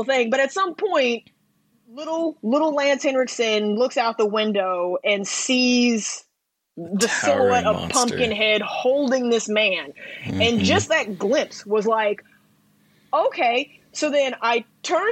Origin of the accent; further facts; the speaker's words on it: the South, United States; I'm from the South